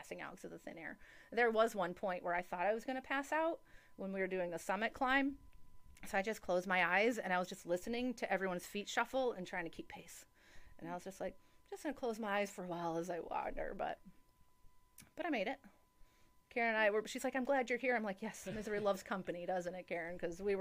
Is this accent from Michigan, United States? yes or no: yes; Michigan, United States; I'm from Michigan.